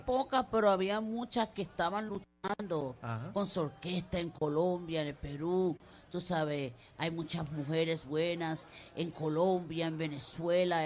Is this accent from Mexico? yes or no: no; Puerto Rico; moved away; nuestro país, de Puerto Rico